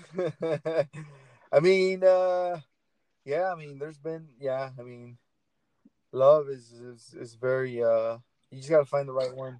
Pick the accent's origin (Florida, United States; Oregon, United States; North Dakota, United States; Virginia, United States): Oregon, United States; Portland; I'm from Portland